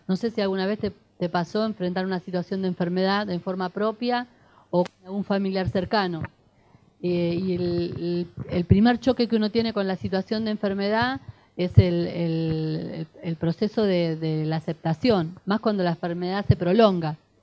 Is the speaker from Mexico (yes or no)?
no; Avellaneda, Buenos Aires Province, Argentina; Allá en la zona sur, yo soy de Avellaneda